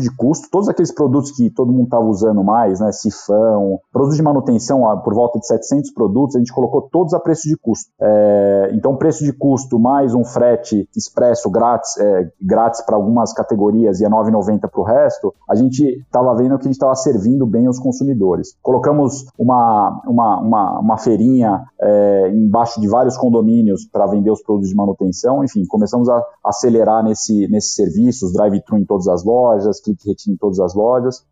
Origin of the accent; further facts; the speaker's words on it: São Paulo, Brazil; moved away as an adult; also born or lived in France; eu sou paulista